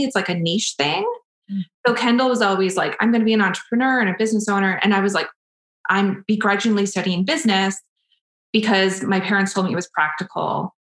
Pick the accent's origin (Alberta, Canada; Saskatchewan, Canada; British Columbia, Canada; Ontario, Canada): British Columbia, Canada; Prince George; moved away as an adult; now in Edmonton, Canada; I came to Edmonton. So I moved from Prince George to Edmonton for university.